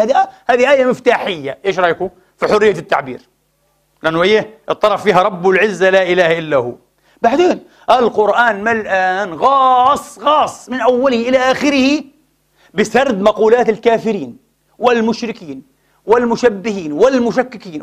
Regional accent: Palestine; now in Vienna, Austria; أنا فلسطيني

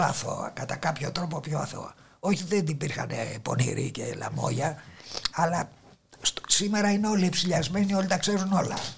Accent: Athens, Attica, Greece; Γεννήθηκα εδώ στην Αθήνα, επί τη Πατησίων

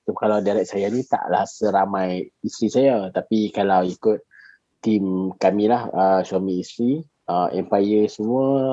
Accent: Alor Setar, Kedah, Malaysia; saya ni berasal daripada Alok Stark

